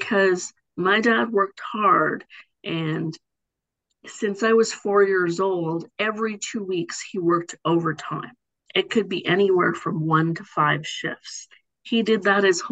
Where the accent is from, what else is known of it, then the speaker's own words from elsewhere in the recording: Markham, Ontario, Canada; also born or lived in Africa; I live in the city of Markham. And I've been here my whole life. I came to Canada when I was one. And this is where I grew up